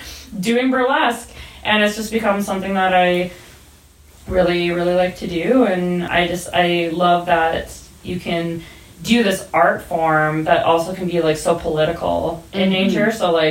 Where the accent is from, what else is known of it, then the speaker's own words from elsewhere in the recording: Camrose, Alberta, Canada; I grew up about 45 minutes south of Edmonton in a place called Camrose.